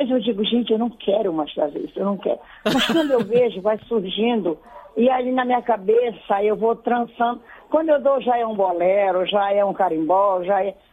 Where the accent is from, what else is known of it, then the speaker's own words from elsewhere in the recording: Belém, Pará, Brazil; also born or lived in Cachoeira do Arari, Marajó / Igarapé-Miri; Moro em Belém. E eu tá... me criei aqui em Belém, só casei para o município e fui morar no município de Garapé-Mirim, nesse lugar tão que eu falo tanto.